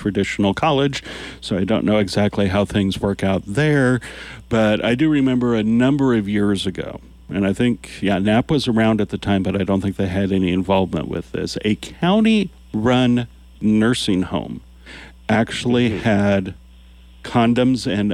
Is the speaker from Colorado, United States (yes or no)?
yes; Colorado, United States; moved away; living in small nowhere Colorado